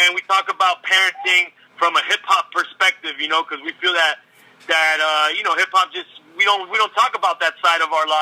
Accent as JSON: {"language": "English", "town": "Miami", "region": "Florida", "country": "United States", "tie": "born or raised there", "also_born_or_lived": "Los Angeles, California", "said": "I'm Cuban from Miami, you know, via L.A. I was born in L.A., but in Miami"}